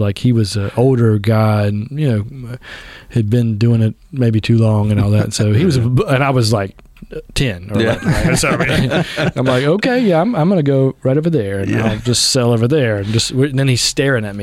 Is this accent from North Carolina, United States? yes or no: yes; Southern Pines, North Carolina, United States; moved away as an adult; also born or lived in Texas; I grew up on East Main Avenue, so just right here across the tracks